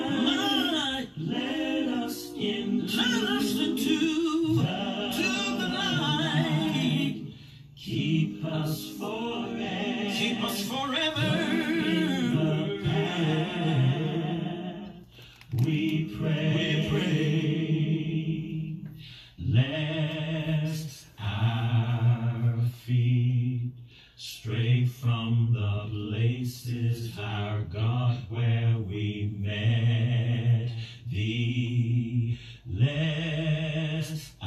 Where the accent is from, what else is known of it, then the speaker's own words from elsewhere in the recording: New York City, New York, United States; moved away as an adult; now in Hartford, United States; I grew up in New York City housing projects